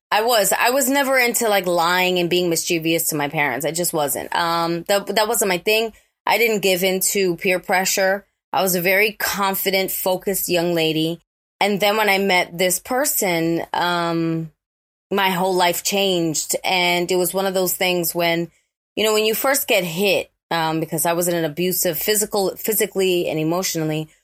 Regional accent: New York City, New York, United States; growing up in the Bronx, especially when I did.

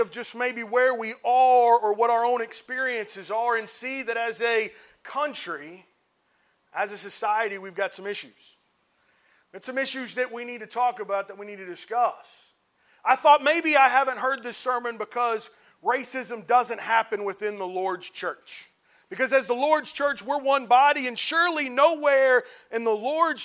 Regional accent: Cincinnati, Ohio, United States; I grew up in Cincinnati, Ohio, in a congregation of about 100 to 120 that was about 50% white, 50% black

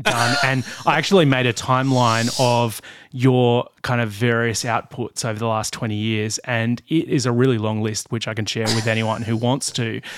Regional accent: Blue Mountains, New South Wales, Australia; I grew up in the Blue Mountains

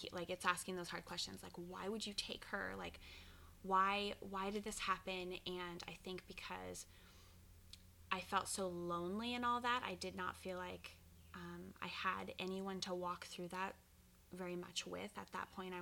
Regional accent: Ashland, Oregon, United States; moved away as an adult; now in West Linn, United States; I grew up in Ashland, Oregon, which is the southernmost part of Oregon

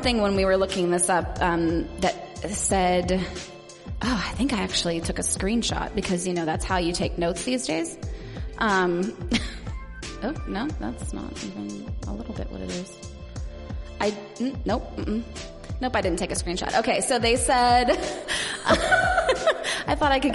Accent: West Virginia, United States; I grew up in West Virginia

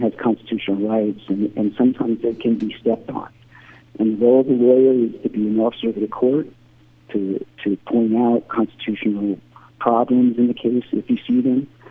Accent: New Jersey, United States; moved away as an adult; also born or lived in Maryland; now in Bisbee, United States; being born and raised in New Jersey, industrial part of New Jersey

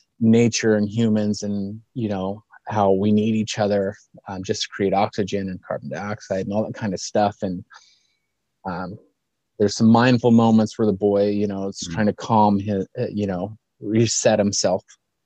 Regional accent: Junction City, Kansas, United States; moved away as an adult; also born or lived in Seattle; now in Lincoln, United States; No, I was born and raised in Kansas, in a small town right outside of Manhattan, Kansas, called Junction City.

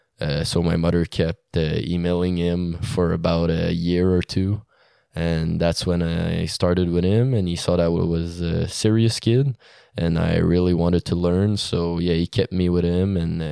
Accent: Hawkesbury, Ontario, Canada; Well, I'm from Hawkesbury. I'm 18 years old now. I'm studying right now in public relations at the Leste Collegiale in Ottawa.

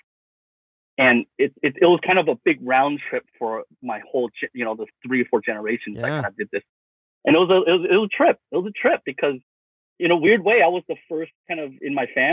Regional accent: Santa Ana, California, United States; I was actually born in Santa Ana, California, which is south

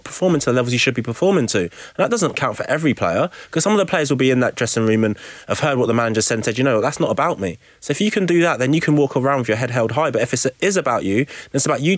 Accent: England, United Kingdom; moved away; I'm from England.

